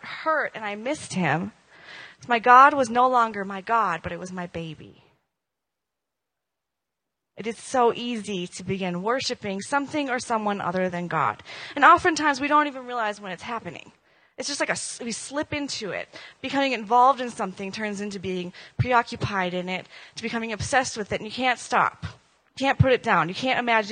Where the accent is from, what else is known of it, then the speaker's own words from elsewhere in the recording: Minnesota, United States; moved away; I'm from Minnesota